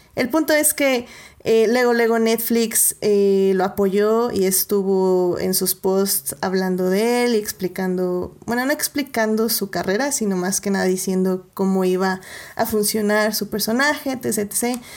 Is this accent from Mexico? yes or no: yes; Mexico; nosotros como mexicanos